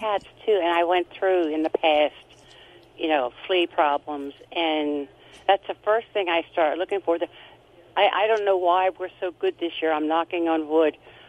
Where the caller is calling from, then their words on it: Lancaster County, Pennsylvania, United States; I am calling from Lancaster County in Pennsylvania.